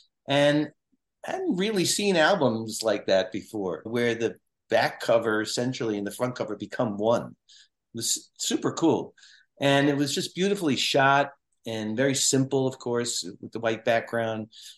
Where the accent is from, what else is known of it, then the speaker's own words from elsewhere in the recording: Brooklyn, New York, United States; because growing up in Brooklyn, we used to go to the Jersey Shore when you'd see these little clubs and stuff.